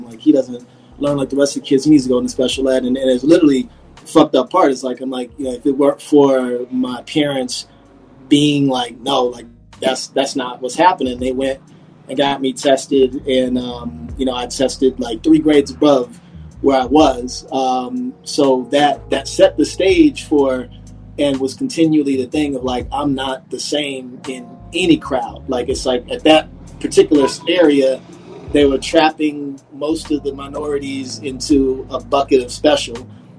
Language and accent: English; Detroit, Michigan, United States; moved away; also born or lived in Germany / Washington, D.C. / Baltimore; I was born in Germany. I grew up mainly on the East Coast after I left Germany when I was like three. From D.C. to Baltimore to Detroit was my main hometown.